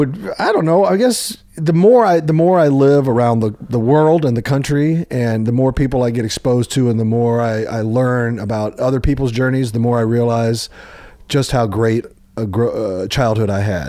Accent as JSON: {"language": "English", "town": "Overland Park", "region": "Kansas", "country": "United States", "tie": "born or raised there", "moved": "yes", "said": "I was raised in Kansas City"}